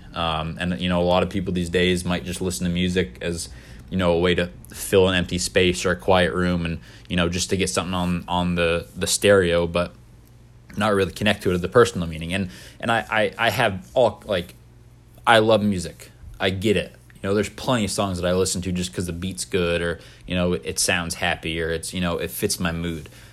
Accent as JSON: {"language": "English", "region": "Maine", "country": "United States", "tie": "born or raised there", "said": "I was born and raised in Maine, but my parents weren't"}